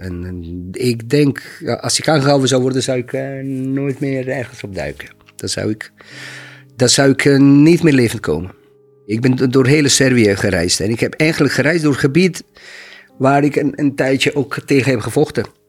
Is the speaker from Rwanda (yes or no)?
no; Maglaj, Federation of Bosnia and Herzegovina, Bosnia & Herzegovina; Dutch is a second language; moved away as an adult; now in Rotterdam, Netherlands; Toen was ik in mijn geboortestad. Dat was Maglai.